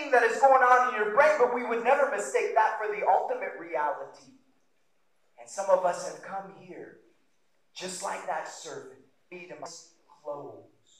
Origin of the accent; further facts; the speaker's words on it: Roseburg, Oregon, United States; I grew up in Roseburg